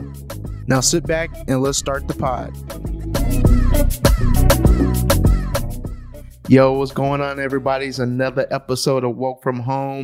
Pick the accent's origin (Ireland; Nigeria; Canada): Nigeria; now in Texas, United States; I'm Nigerian.